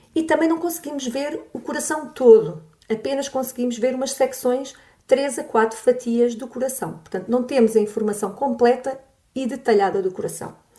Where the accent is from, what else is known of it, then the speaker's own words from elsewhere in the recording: Olhão, Algarve, Portugal; moved away; eu sou natural de Olhão, uh, tive bastantes anos fora e agora voltei para cá